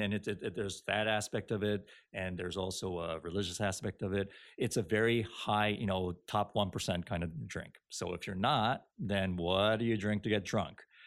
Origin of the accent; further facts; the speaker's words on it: Japan; now in United States; I'm Japanese and I read Japanese